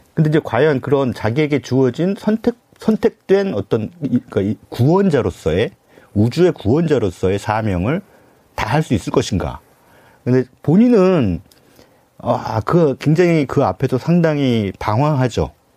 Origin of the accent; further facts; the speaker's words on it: South Korea; 전 뭐, 토종 한국인이기 때문에